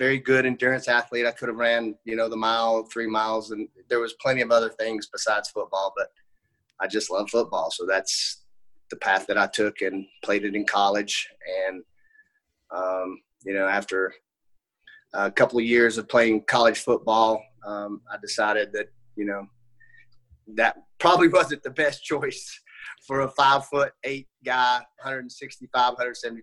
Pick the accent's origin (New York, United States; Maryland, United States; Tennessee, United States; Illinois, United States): Tennessee, United States; Johnson City; also born or lived in Banner Elk, North Carolina; I grew up in Johnson City, Tennessee. I still live here currently.